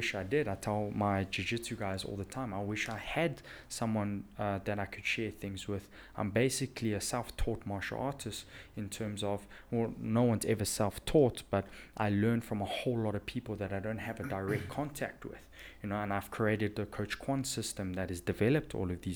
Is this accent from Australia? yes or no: no; South Africa